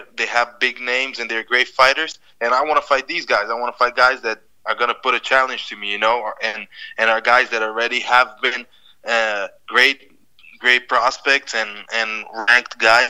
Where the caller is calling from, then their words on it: Brazil; From Brazil. I'm in Brazil right now.